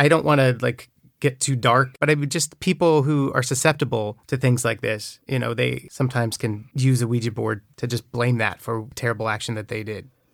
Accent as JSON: {"language": "English", "town": "Newberg", "region": "Oregon", "country": "United States", "tie": "born or raised there", "said": "I grew up in Oregon, it's a town called Newburgh"}